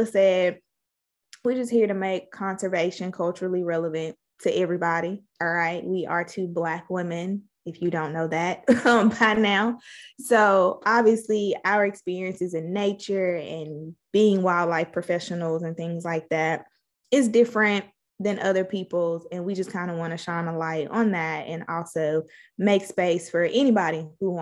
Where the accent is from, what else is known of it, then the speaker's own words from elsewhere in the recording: Mississippi, United States; We're from Mississippi